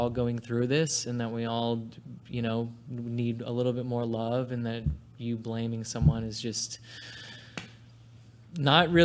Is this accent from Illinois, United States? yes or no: no; New York, United States; moved away; my hometown's New York and my whole family's from there.